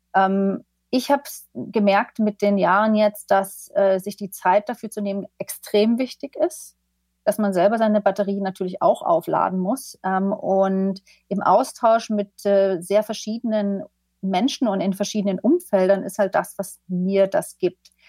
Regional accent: eastern Germany, Germany; moved away; also born or lived in London; ich komme ja selber aus dem Osten ursprünglich

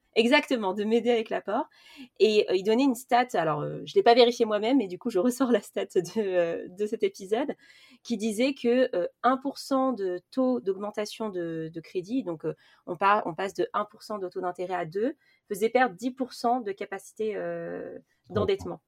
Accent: Paris, Île-de-France, France; je viens de Paris

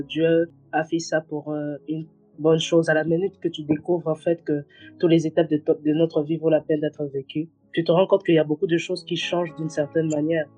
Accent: DR Congo; je suis congolaise

